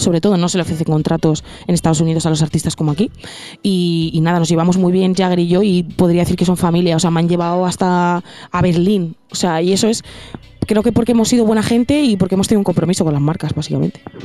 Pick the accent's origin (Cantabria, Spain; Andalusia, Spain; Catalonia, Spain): Cantabria, Spain; moved away as an adult; now in Madrid, Spain; yo empecé en Cantabria, en un sitio en el que hay prácticamente muy poca escena